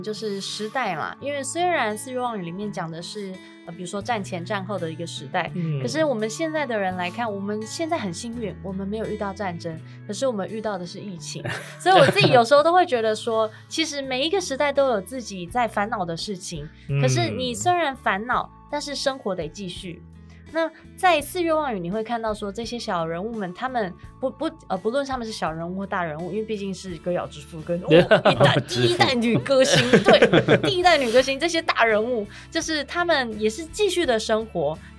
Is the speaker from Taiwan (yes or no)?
yes; Taiwan; 而且我们台湾人的自己的创作能力就很好了。